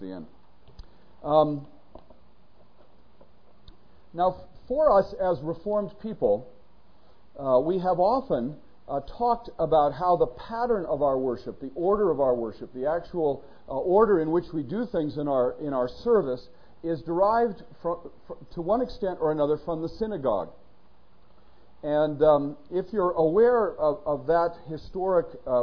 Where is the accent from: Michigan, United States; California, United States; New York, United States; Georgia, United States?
California, United States; Northern; when I was growing up in Northern California